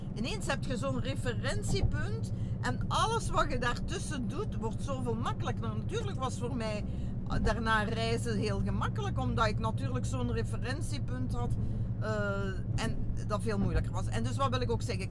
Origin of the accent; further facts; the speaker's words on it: Genk, Flanders, Belgium; also born or lived in Brussels; ik ben nu van Genk, van Zwarberg